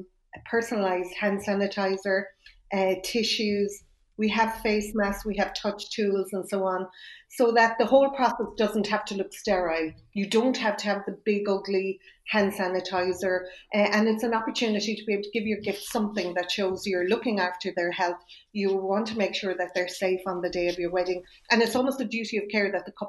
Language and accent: English; Ireland; as Irish people